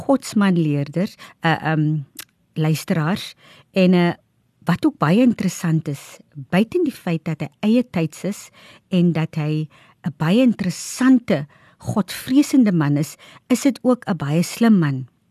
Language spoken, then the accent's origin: Afrikaans; O'okiep, Namaqualand, Northern Cape, South Africa; Dit is nou my woonplek waar ek vandaan kom